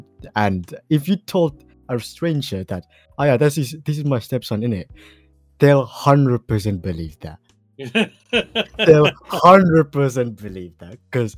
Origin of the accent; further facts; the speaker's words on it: Australia; I'm an Australian.